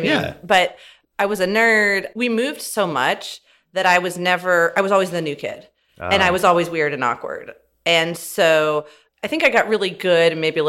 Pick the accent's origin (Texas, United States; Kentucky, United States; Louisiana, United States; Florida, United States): Florida, United States; also born or lived in California / Alabama; So I grew up in Florida, California, Alabama, went to undergrad at LSU and law school, and then moved out here in 17.